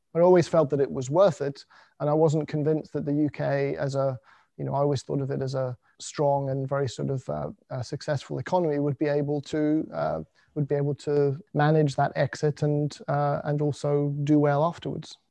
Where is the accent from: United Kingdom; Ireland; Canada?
United Kingdom; being British